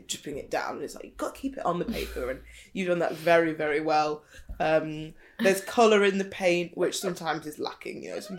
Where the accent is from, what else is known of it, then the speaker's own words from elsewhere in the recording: London, United Kingdom; I'm from South London.